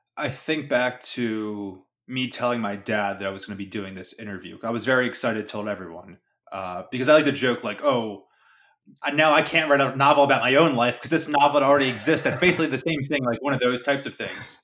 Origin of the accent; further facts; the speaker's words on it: Philadelphia, Pennsylvania, United States; the kids I grew up with in South Philly